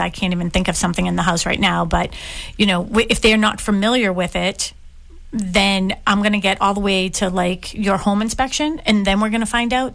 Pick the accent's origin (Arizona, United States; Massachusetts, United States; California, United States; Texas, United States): Massachusetts, United States; Boston; I grew up in Dorchester Ave